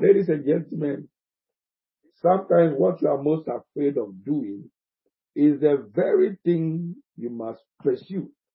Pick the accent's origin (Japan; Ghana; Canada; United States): Ghana; I am a Ghanaian.